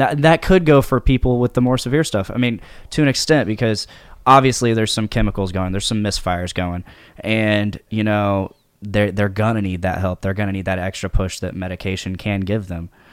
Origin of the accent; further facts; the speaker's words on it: Delphi, Indiana, United States; also born or lived in Lafayette, Indiana; born and raised in Delphi